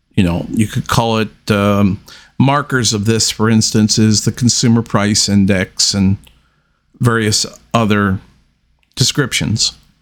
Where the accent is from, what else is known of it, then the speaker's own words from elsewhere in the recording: United States; we as the American people